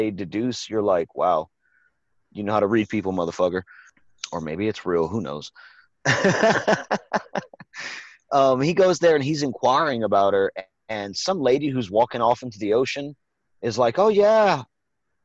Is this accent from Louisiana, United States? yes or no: yes; Evangeline Parish, Louisiana, United States; I was born in Evangeline Parish